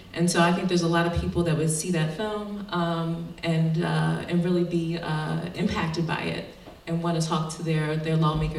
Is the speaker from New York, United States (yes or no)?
no; Philadelphia, Pennsylvania, United States; I grew up in Philly